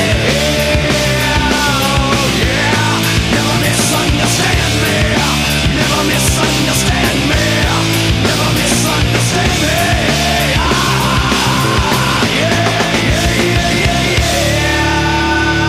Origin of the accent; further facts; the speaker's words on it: Missouri, United States; Growing up in Missouri, the music that we had access to, a fair amount of punk, sure, but like it was mostly country and then top 40.